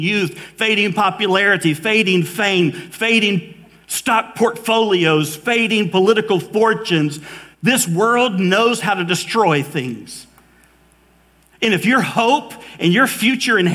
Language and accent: English; Valdosta, Georgia, United States; also born or lived in Mobile, Alabama; I grew up in Valdosta, Georgia. I was born in Mobile, Alabama, but really Valdosta, Georgia was home